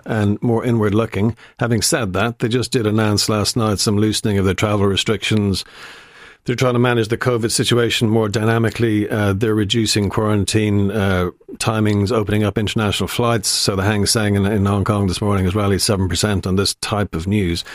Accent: Ireland

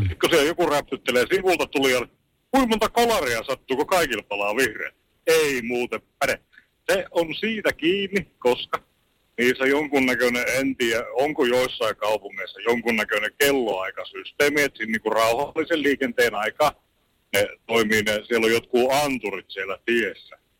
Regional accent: Lappeenranta, South Karelia, Finland; mun kotikylä Lappeenranta

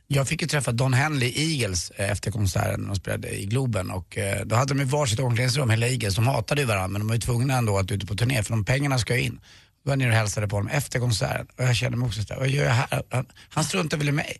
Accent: Stockholm, Stockholm County, Sweden; Jag, jag är uppvuxen på Karlavägen 117

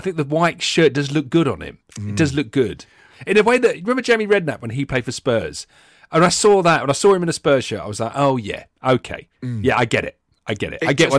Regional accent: South of England, United Kingdom; Oh, gravy all day long. I think it's mad. I've actually got some Northern family

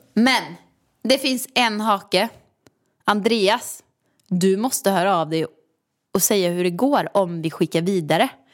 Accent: Åmål, Västra Götaland, Sweden; moved away; Jag har aldrig trivts någon annanstans än här förutom i, hemma i Åmål i villan

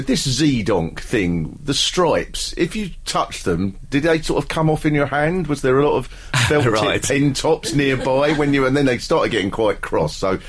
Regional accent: Newbury, South East England, United Kingdom; is there, I'm from Newbury, and sadly the first three people from Newbury all said there's a bypass

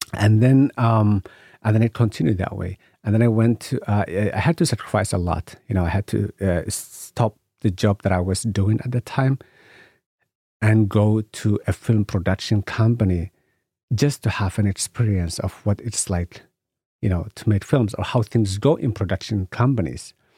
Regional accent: Somalia; I come from Somalia, you know, and in Somalia, you know, we are a nation of poets and stories. So I grew up listening to stories

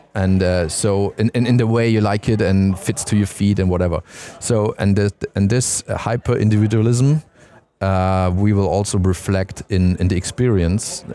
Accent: Stuttgart, Baden-Württemberg, Germany; I'm from Stuttgart

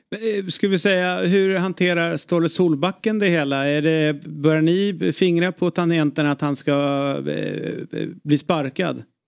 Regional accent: Stockholm, Stockholm County, Sweden; som stockholmare

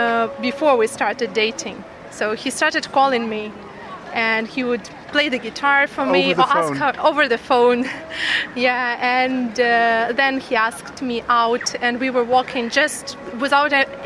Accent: Dnipro, Dnipropetrovsk Oblast, Ukraine; moved away; We are from Dnipro, Ukraine. We have a nice riverside over there.

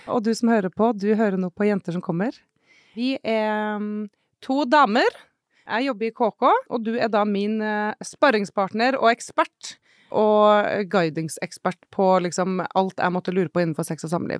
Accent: Trondheim, Trøndelag, Norway; now in Oslo, Norway; Jeg er fra Trondheim, men bor i Oslo

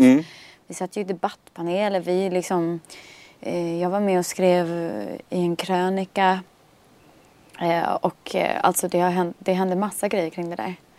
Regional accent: Stockholm, Stockholm County, Sweden; also born or lived in Bromma; där jag växte upp vid Torsplan

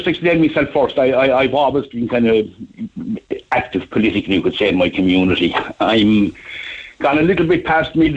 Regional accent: Youghal, Munster, Ireland; I'm from Yall. I live in Yall

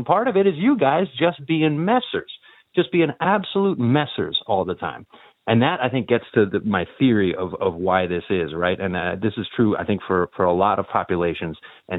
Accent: United States; now in Ireland; I'm also sensitive to this as an American

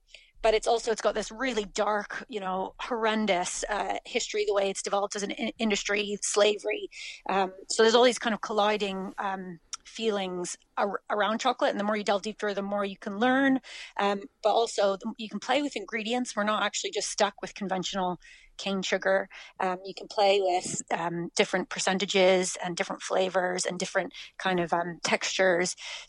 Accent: Canada; moved away as an adult; now in Clonakilty, Ireland; Canada originally, yeah. We've been in West Cork, been in Clonakilty for 12 years now.

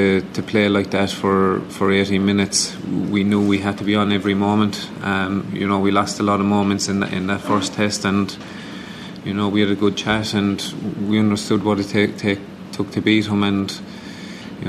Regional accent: Ireland; as Irish people

